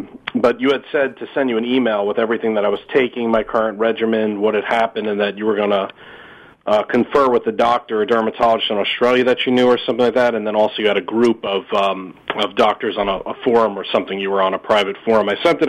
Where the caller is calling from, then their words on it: New York, United States; from New York.